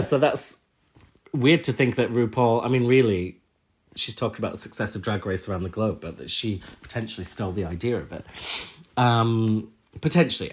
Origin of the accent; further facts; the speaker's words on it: Huddersfield, Yorkshire and the Humber, United Kingdom; I'm from Huddersfield